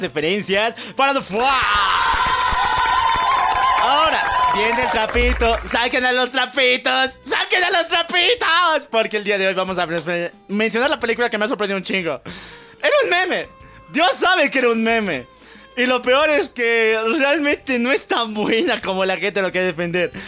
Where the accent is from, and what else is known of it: Mexico